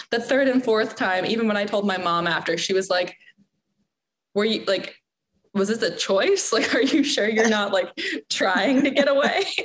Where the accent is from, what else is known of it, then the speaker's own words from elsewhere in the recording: Toronto, Ontario, Canada; I grew up in Toronto